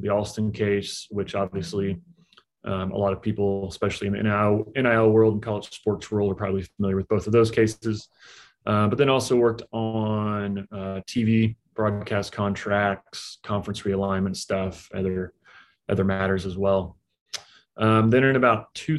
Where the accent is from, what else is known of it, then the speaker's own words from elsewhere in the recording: Topeka, Kansas, United States; moved away as an adult; also born or lived in San Francisco, California; now in Kansas City, United States; In 2011, I moved to Kansas City, which is where I live now, which is close to where I grew up in Topeka, Kansas